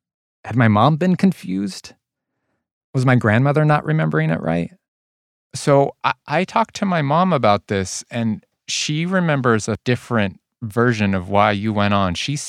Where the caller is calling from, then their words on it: New Jersey, United States; I live in New Jersey.